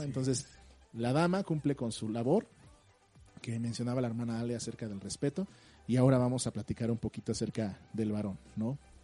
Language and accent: Spanish; Mexico; Como mexicanos regularmente no leemos el instructivo